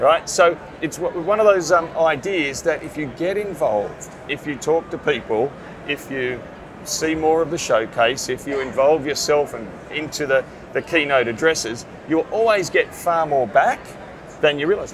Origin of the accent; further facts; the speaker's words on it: Sydney, New South Wales, Australia; I come from Sydney, Australia, where I'm a PSP, a print service provider, working in a company called Blue Star Print